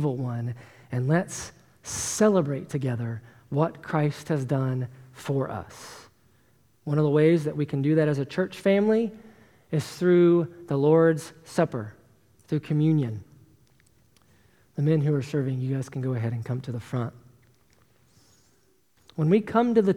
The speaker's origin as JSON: {"language": "English", "region": "Tennessee", "country": "United States", "tie": "born or raised there", "said": "I was born and raised in Tennessee, as you all know, and in the South, we have a tendency to be really nice"}